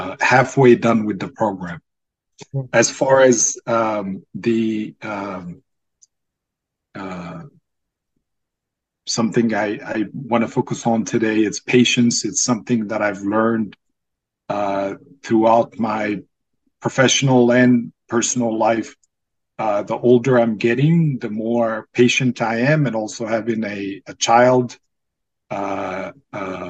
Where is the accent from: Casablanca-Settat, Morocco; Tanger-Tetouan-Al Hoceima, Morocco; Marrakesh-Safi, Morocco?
Casablanca-Settat, Morocco; Casablanca; English is a second language; moved away as an adult; now in United States; I was born and raised in Casablanca, Morocco.